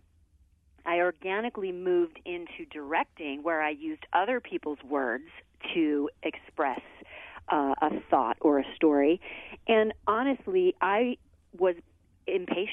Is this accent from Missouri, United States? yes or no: yes; Missouri, United States; moved away as an adult; now in New York City, United States; I grew up dancing in Missouri